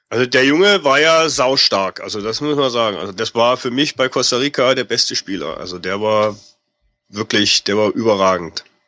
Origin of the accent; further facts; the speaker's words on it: Germany; als Deutscher